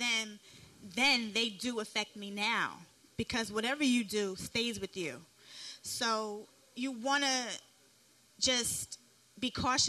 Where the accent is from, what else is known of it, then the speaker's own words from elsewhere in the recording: New York City, New York, United States; also born or lived in Bronx, New York / Harlem, New York; I'm from Brooklyn, but I did live in all five boroughs